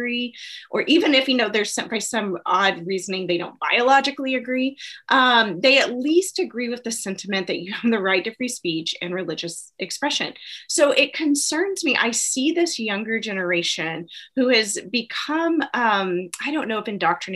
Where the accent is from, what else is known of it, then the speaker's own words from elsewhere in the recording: United States; as an American